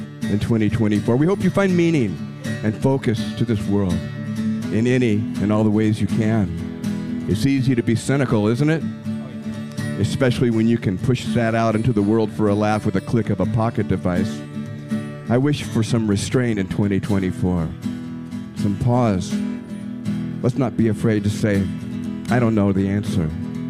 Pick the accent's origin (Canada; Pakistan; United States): United States; the South, Southern United States; I'm a Southerner.